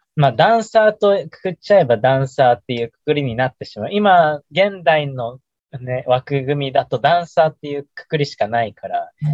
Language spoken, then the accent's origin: Japanese; Iwate, Japan; 我が故郷、我々の故郷の岩手の